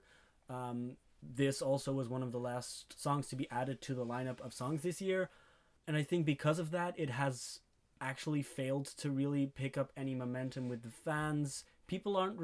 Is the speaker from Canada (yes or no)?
no; Belgium; we're from Belgium